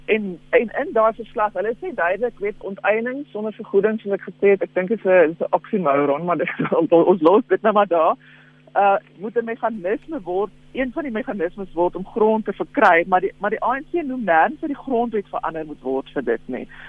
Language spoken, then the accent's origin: Afrikaans; South Africa; as Suid-Afrikaners